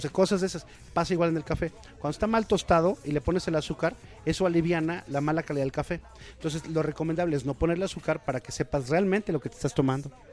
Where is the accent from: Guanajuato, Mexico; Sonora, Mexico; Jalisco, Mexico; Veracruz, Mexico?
Veracruz, Mexico; Córdoba; moved away; Yo soy de Córdoba. Entonces todo el tiempo estás acostumbrado al olor del café en época de zafra